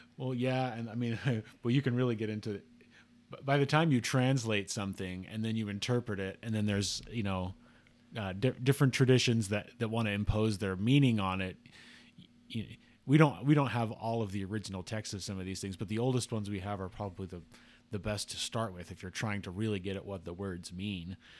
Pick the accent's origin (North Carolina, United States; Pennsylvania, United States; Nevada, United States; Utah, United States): Utah, United States; Salt Lake City; I grew up in the Salt Lake area. I still live in the Salt Lake area in Utah